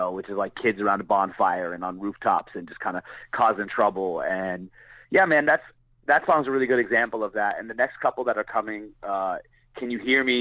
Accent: Barrie, Ontario, Canada; moved away; I'm from Barrie, Ontario. That's a small town

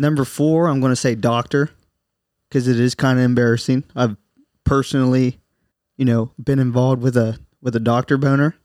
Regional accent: Southern Ohio, United States; We're from Southern Ohio

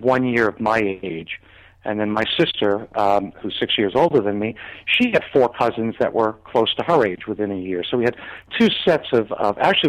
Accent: Lindenhurst, New York, United States; now in Wellington, United States; I was born in 1953 in Lindenhurst, Long Island, which was the suburbs of New York City

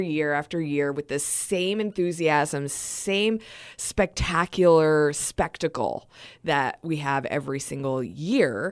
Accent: East Coast, United States; moved away as an adult; now in Wenatchee, United States; I'm not originally from Wenatchee. I'm not originally from Washington State. I'm from the East Coast.

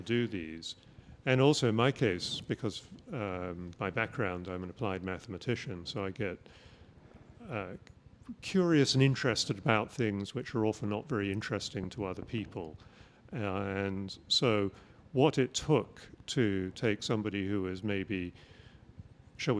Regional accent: England, United Kingdom; moved away; I grew up in England

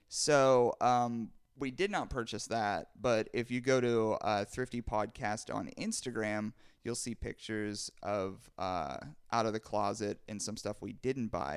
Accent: Pittsburgh, Pennsylvania, United States; born and raised in Pittsburgh

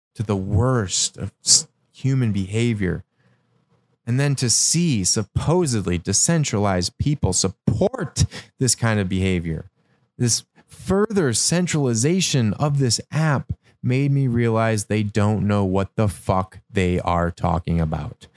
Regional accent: Michigan, United States; what I grew up witnessing in Michigan

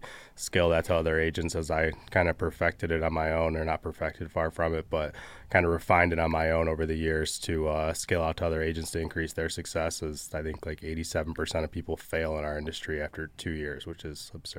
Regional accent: Michigan, United States; I grew up in Southeast Michigan and started a company called Social House almost 4 years ago now

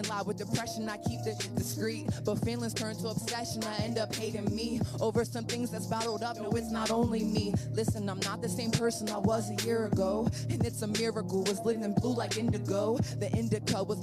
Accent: Hagerstown, Maryland, United States; I'm from Hagerstown, Maryland

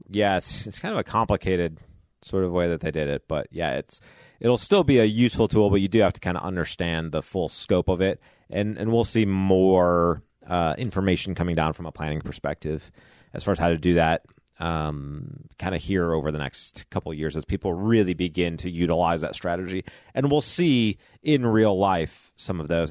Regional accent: Chicago, Illinois, United States; now in Kentucky, United States; having grown up in Chicago

